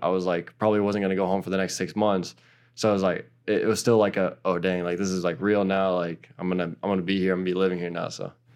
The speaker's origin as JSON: {"language": "English", "country": "United States", "also_born_or_lived": "Portugal", "moved": "yes", "lives_now": "New York, United States", "said": "my home country"}